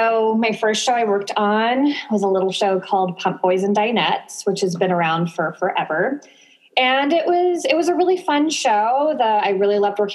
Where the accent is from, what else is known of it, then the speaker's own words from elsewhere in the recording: Sacramento, California, United States; moved away as an adult; now in San Diego, United States; I'm originally from Sacramento